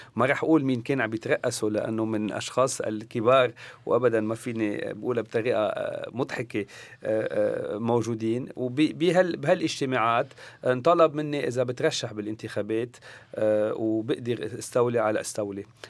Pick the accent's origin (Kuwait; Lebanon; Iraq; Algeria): Lebanon